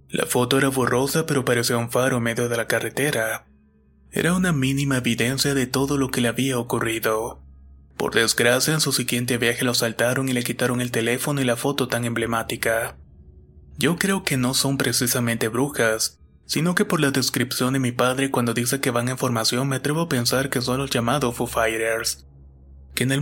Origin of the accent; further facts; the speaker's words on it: Entre Ríos, Argentina; Soy de Entre Ríos, Argentina, y esto es algo que le pasó a mi padre mientras trabajaba en un campo de arroz.